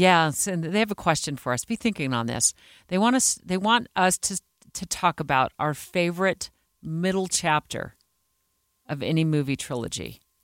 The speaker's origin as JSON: {"language": "English", "town": "Phoenix", "region": "Arizona", "country": "United States", "tie": "born or raised there", "moved": "as an adult", "lives_now": "Salt Lake City, United States", "said": "growing up in Phoenix"}